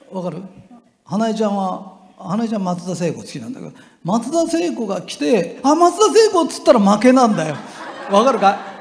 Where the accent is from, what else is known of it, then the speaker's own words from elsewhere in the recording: Japan; 俺が日本人だと分かると